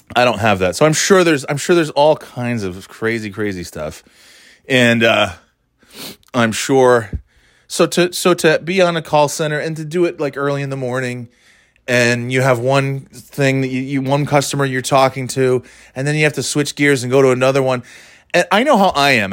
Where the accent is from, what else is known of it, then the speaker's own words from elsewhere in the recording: Burnt Hills, New York, United States; moved away; I know all the towns in that, uh, general area, 'cause I grew up there